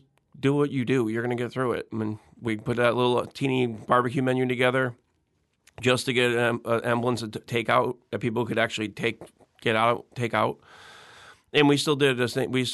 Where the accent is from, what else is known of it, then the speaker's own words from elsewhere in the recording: Connecticut, United States; now in Mandeville, United States; growing up in Connecticut, living but near the beach